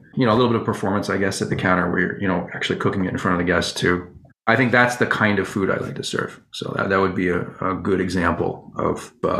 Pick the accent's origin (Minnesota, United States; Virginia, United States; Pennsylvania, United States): Virginia, United States; I grew up in Virginia